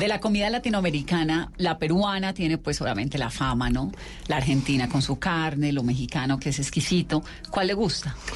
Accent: Valle del Cauca, Colombia; yo soy vallecaucana

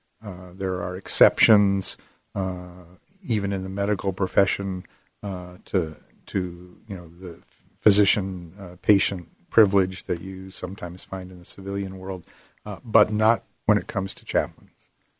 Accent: Arizona, United States; also born or lived in Pennsylvania; Well, partly I grew up in Pennsylvania. And then my family moved to Arizona, big change, and finished my growing up years and my schooling in Arizona.

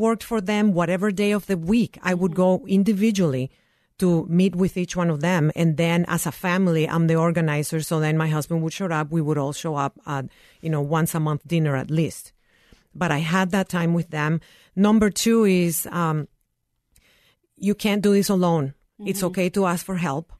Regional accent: Nicaragua; now in United States; I am originally from Nicaragua.

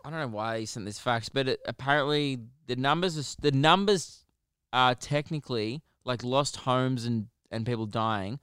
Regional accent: Australia; we are also Australian

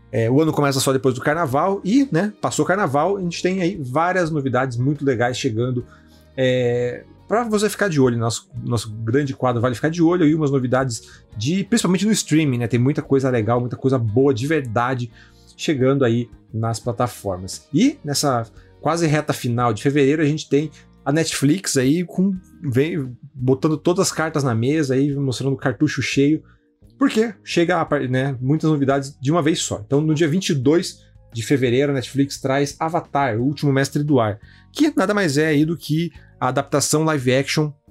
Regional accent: Curitiba, Paraná, Brazil; eu sou, de Curitiba, sou o representante

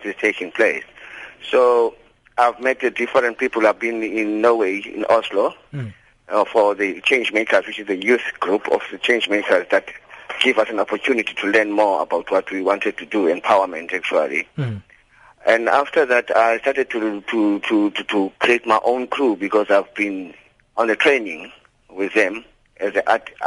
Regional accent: Cape Town, Western Cape, South Africa; I grew up seeing in Langa

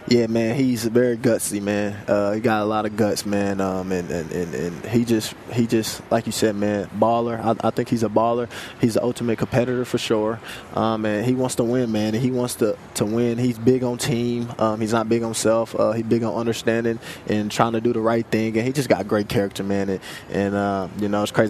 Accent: Kansas City, Missouri, United States; I'm also from Kansas City, Missouri

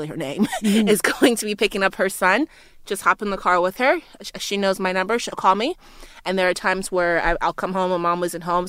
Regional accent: Liberia; also born or lived in United States; now in Australia; growing up in Liberia

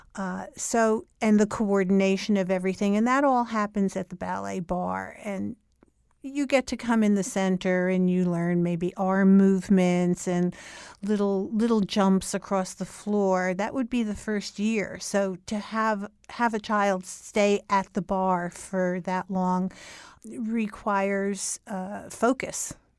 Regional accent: Newark, New Jersey, United States; moved away as an adult; also born or lived in New York; I grew up in Newark, New Jersey, and I lived there until I was twenty-four years old

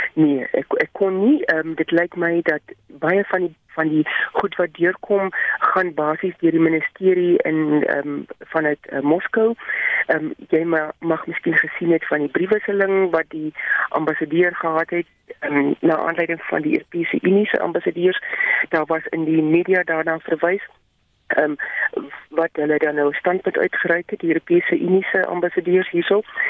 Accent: South Africa

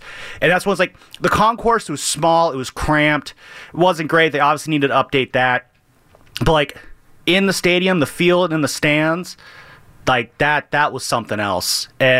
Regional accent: San Francisco Bay Area, California, United States; growing up around here

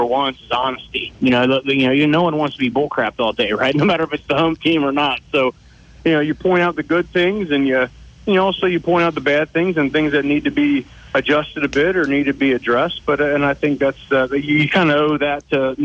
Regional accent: Cincinnati, Ohio, United States; I'm from Cincinnati.

